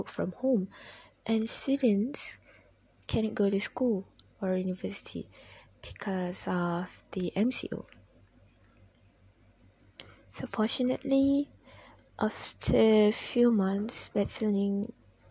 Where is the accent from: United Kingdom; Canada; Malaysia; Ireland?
Malaysia; As Malaysian